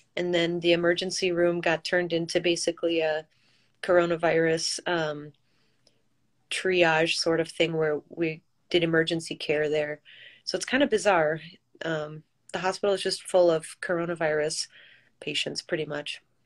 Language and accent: English; Michigan, United States; also born or lived in New York City; I'm originally from Michigan